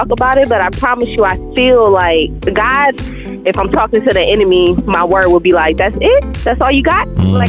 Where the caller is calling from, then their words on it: Arizona, United States; I'm calling from Arizona.